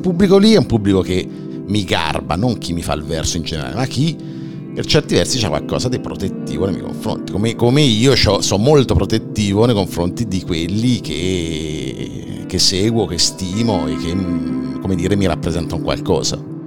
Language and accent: Italian; Civitella in Val di Chiana, Tuscany, Italy; io vivo in campagna, in una frazione di neanche 2000 abitanti del eh, comune di Civitella Val di Chiana